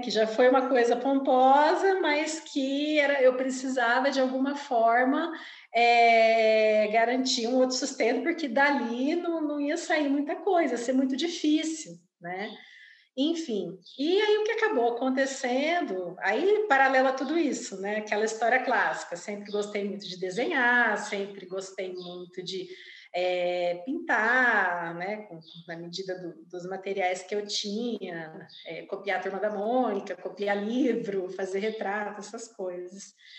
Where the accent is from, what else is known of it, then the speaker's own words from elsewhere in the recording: Campo Grande, Mato Grosso do Sul, Brazil; Eu nasci, vivo e trabalho em Campo Grande, Mato Grosso do Sul